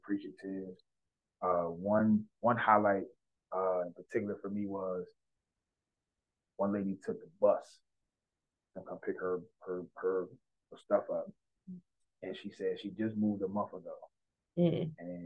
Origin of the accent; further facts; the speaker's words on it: District Heights, Maryland, United States; I'm from Disher Heights, Maryland. I'm born and raised.